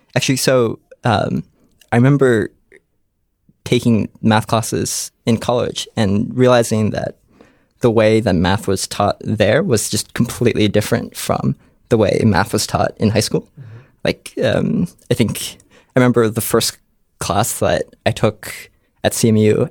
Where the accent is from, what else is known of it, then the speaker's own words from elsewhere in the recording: Columbus, Ohio, United States; I grew up in Columbus, Ohio